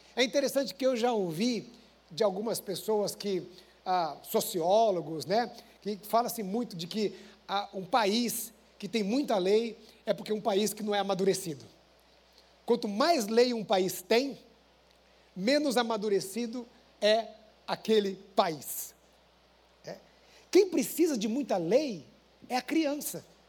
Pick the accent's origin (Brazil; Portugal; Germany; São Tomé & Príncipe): Brazil; Paraná; eu sou paranaense